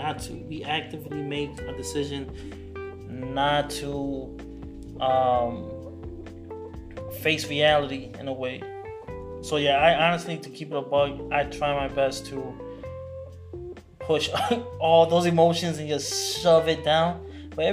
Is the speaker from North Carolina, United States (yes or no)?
yes; Raleigh, North Carolina, United States; also born or lived in Queens, New York / California / Orlando / Miami; I was born in Queens, raised out here in Raleigh, North Carolina.